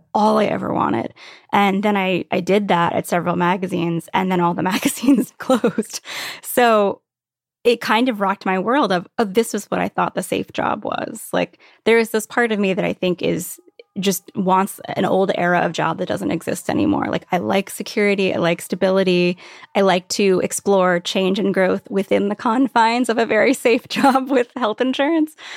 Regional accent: Virginia Beach, Virginia, United States; moved away as an adult; also born or lived in New York City / Brooklyn / Catskills; I grew up in Virginia Beach

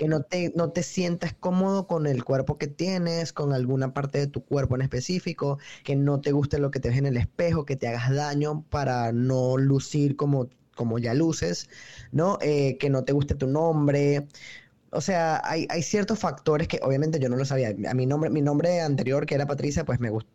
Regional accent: Venezuela; moved away as an adult; now in New York, United States; soy realmente de Venezuela, pero vivo en Nueva York desde hace cuatro años

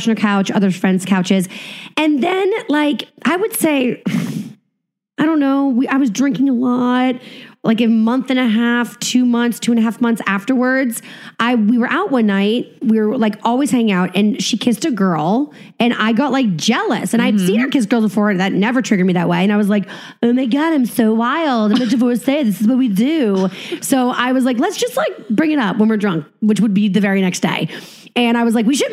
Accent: Boston, Massachusetts, United States; moved away; I'm from Boston

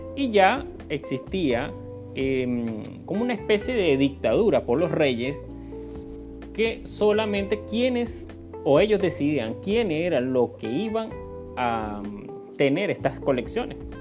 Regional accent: Venezuela; acá en mi país, en Venezuela

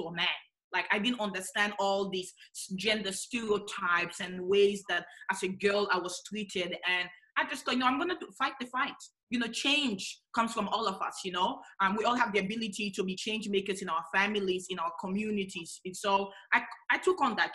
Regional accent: Sierra Leone; also born or lived in Australia; now in Adelaide, Australia; I was born in Sierra Leone in the west of Africa

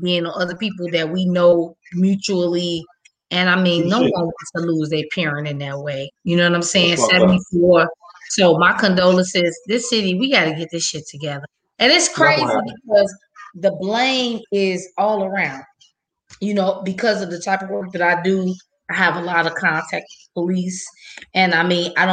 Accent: Chicago, Illinois, United States; I'm from the West Side

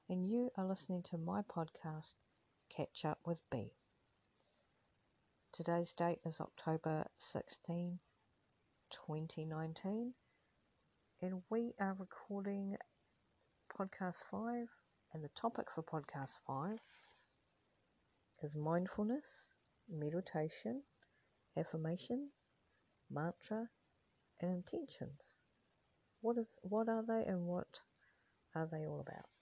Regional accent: New Zealand; now in Australia; as Australia is my current home, but I'm originally from New Zealand

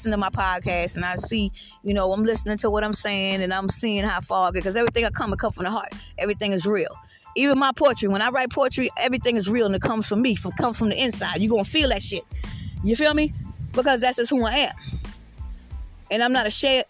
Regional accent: South Carolina, United States; I'm from the South. I'm from South Carolina

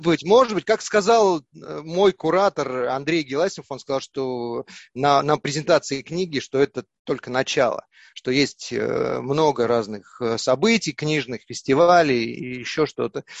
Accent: Yakutia, Sakha Republic, Russia; moved away; все мы оттуда вышли, из Якутии, наша родина

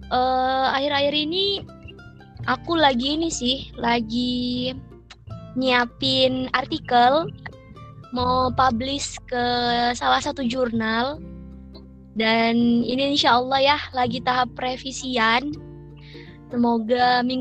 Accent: Kebumen, Central Java, Indonesia; also born or lived in Sumatra; Kampung aku di Jawa Tengah, di Kebumen.

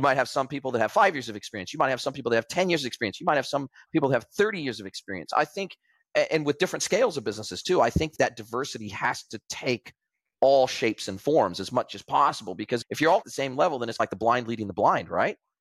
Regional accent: California, United States; moved away; if I had stayed in California, in my hometown

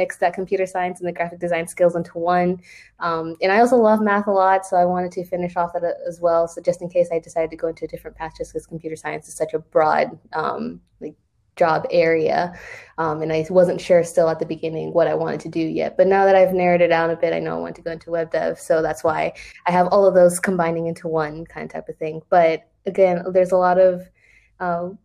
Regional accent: Charlotte, North Carolina, United States; I'm from Charlotte, and I graduated from Cato Middle College

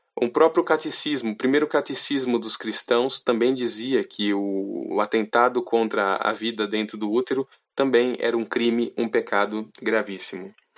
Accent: Jaú, São Paulo, Brazil; sou da cidade de Jaú, interior de São Paulo

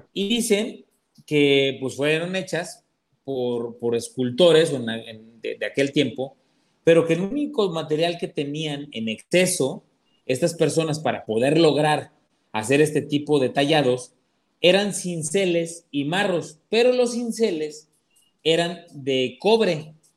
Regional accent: Atlixco, Puebla, Mexico; moved away; yo soy de allá de Puebla y Atlimeya ya está muy cerca de Atlisco, este, la, ciudad donde, donde nosotros, este, nosotros, vivimos muchos años

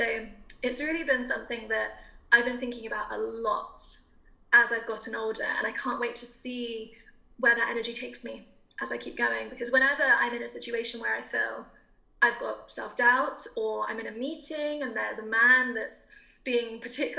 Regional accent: south of England, United Kingdom; I grew up in a very, very conventionally British town in the south of England, because my mum's bank transferred her there

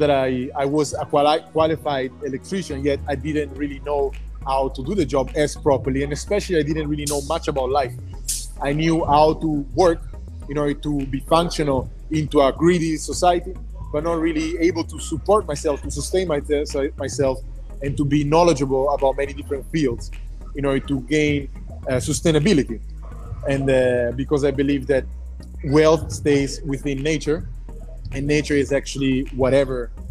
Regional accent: Milan, Lombardy, Italy; moved away as an adult; I was born and raised in Italy, as you already mentioned, from an Italian mother and a Ghanaian father

